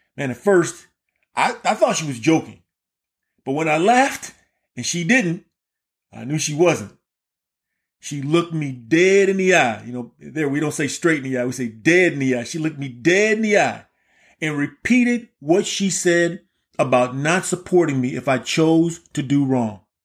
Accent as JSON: {"language": "English", "town": "Key West", "region": "Florida", "country": "United States", "tie": "born or raised there", "said": "I was born and raised in Key West, Florida."}